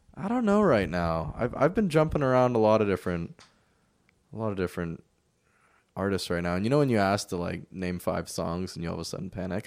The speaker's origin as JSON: {"language": "English", "area": "Bay Area", "region": "California", "country": "United States", "tie": "born or raised there", "also_born_or_lived": "Bellingham, Washington", "moved": "yes", "lives_now": "Portland, United States", "said": "I was born in the Bay Area and then I moved up to Bellingham and now I live in Portland"}